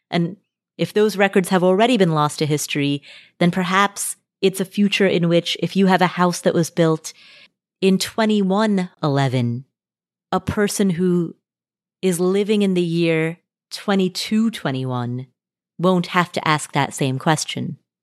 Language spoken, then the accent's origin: English; Nepal; I was born in Nepal.